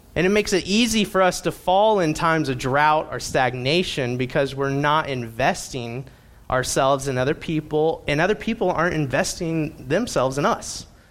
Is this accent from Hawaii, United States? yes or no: no; Indiana, United States; I grew up in Indiana